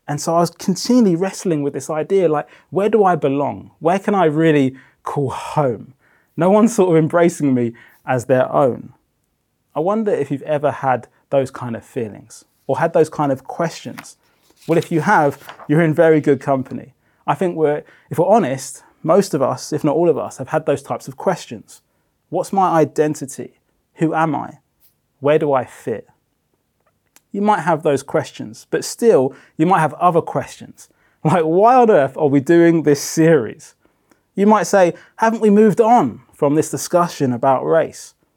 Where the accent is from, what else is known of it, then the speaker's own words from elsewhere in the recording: Brighton, South East England, United Kingdom; moved away; also born or lived in Democratic Republic of Congo; I was pretty much raised on the south coast of England in Brighton